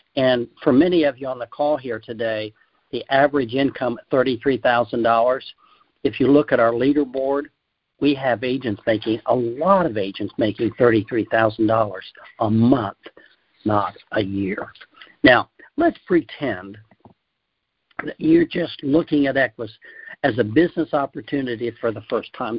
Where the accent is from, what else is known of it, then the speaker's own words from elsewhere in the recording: Ohio, United States; I grew up in Ohio, and where we rabbit hunted a lot